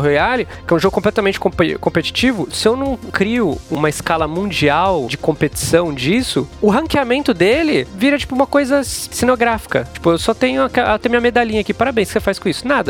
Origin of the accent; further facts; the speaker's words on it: São Paulo, Brazil; Eu sou paulista, né? Eu nasci em São Paulo, sou de família mineira